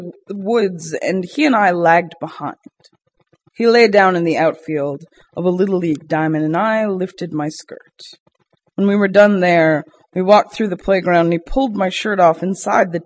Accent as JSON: {"language": "English", "town": "Boston", "region": "Massachusetts", "country": "United States", "moved": "yes", "lives_now": "Brooklyn, United States", "said": "to a Bostonian is a little bit rough to deal"}